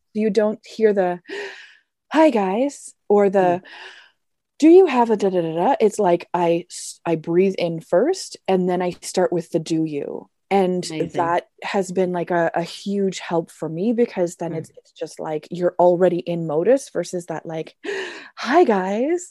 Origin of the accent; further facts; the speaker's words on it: Canada; now in Germany; I am a Canadian teacher. I teach business English here in Germany.